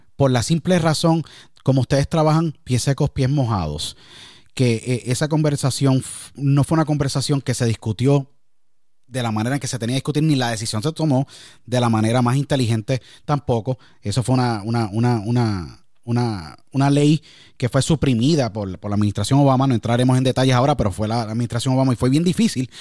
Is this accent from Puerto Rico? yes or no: yes; Puerto Rico; Yo siendo puertorriqueño